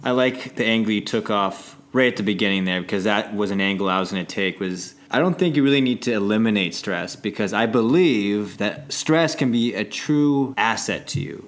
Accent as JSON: {"language": "English", "country": "Canada", "said": "I'm very Canadian."}